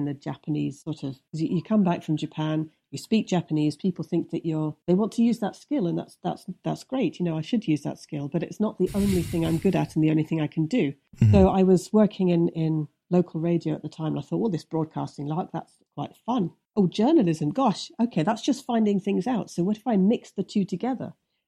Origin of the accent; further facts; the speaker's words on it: Midlands, United Kingdom; I'm not from London. I'm from the Midlands. So if you think about the centre of England and the two bits that stick out, one of which is Norfolk and the other is Wales, sort of in the centre, that's the bit I'm from.